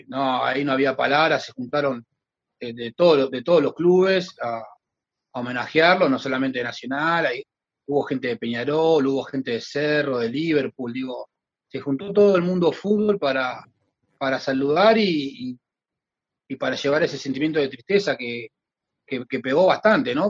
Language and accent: Spanish; Argentina; moved away as an adult; now in Montevideo, Uruguay; yo estoy de 2014 acá, yo soy argentino, hijo uruguayo, estoy de 2014 acá